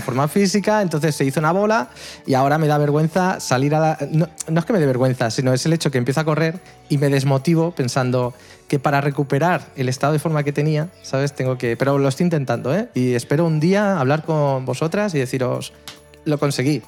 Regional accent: El Prat de Llobregat, Catalonia, Spain; aquí en el Prat de Llobregat, en mi pueblo

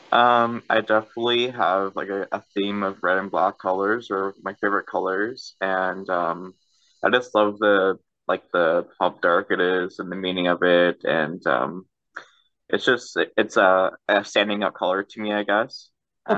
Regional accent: Canada; I'm from Canada

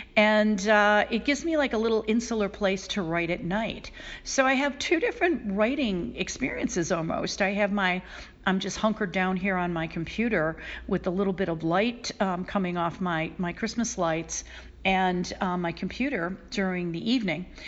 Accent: Buffalo, New York, United States; moved away as an adult; I moved back to Buffalo, New York, my hometown.

